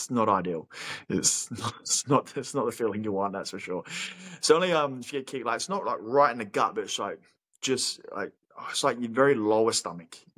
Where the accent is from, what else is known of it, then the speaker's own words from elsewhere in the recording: Australia; if we're an Aussie like us